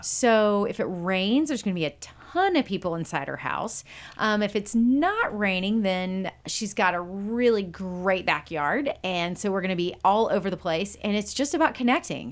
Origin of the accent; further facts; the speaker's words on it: Conroe, Texas, United States; also born or lived in Waco, Texas / Wheaton, Illinois / Branson, Missouri; I was born and raised in, in this area